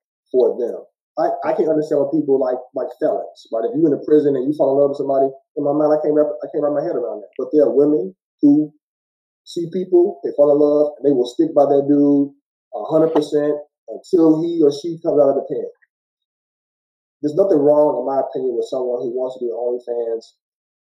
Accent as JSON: {"language": "English", "town": "Gary", "region": "Indiana", "country": "United States", "tie": "born or raised there", "said": "I'm from Gary, Indiana"}